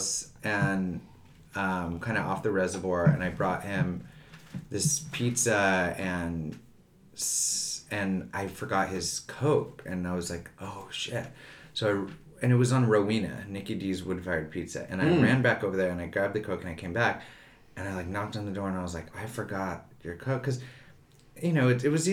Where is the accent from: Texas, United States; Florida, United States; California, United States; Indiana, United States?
California, United States; East Los Angeles; also born or lived in Montebello / Silver Lake, Los Angeles; I grew up in East